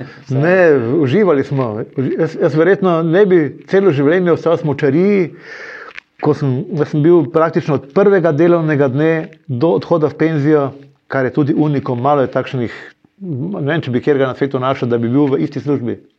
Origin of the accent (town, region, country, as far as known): Maribor, Drava, Slovenia